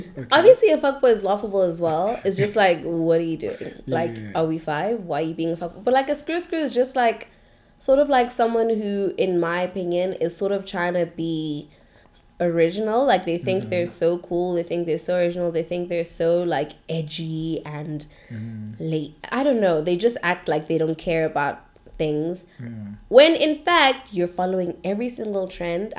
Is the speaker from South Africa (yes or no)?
yes; Johannesburg, Gauteng, South Africa; moved away; also born or lived in Cape Town